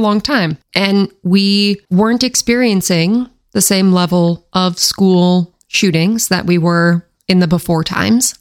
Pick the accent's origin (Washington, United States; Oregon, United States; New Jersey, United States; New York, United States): Washington, United States; my home state